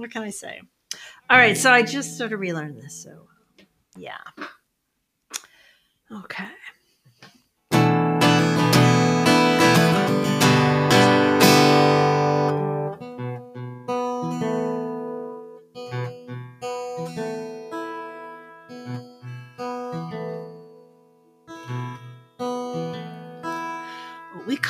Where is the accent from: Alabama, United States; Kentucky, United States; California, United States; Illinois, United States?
California, United States; Sonoma County; also born or lived in San Francisco / San Jose; I grew up in Sonoma County.